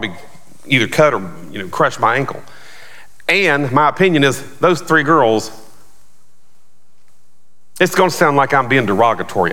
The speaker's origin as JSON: {"language": "English", "area": "outside of Charlotte", "region": "North Carolina", "country": "United States", "tie": "born or raised there", "moved": "yes", "said": "where I grew up outside of Charlotte, Bojangles was big."}